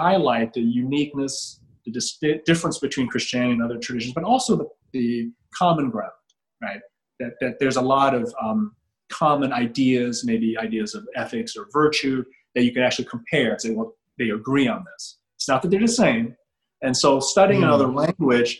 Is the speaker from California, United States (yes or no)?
no; Chicago, Illinois, United States; also born or lived in Quincy, Illinois; I grew up in Chicago